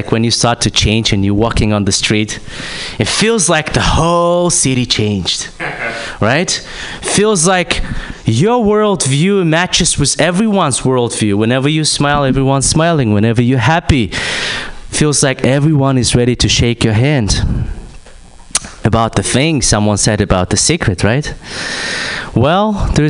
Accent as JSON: {"language": "English", "country": "Kazakhstan", "said": "I'm from Kazakhstan"}